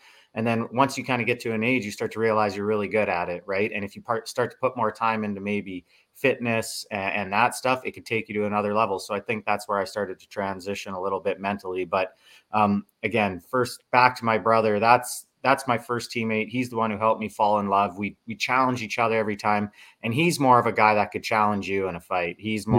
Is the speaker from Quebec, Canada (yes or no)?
no; Lethbridge, Alberta, Canada; Lethbridge never had anyone born and raised in Lethbridge in like 40 years to really, truly come from there.